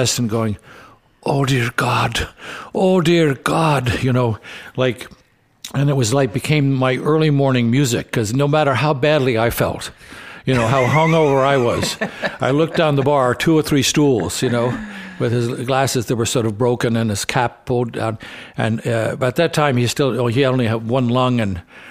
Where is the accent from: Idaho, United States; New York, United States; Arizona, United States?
New York, United States; coming over from a civilization when rushing was a way of life, you know, where we were supposed to dart it through the streets of New York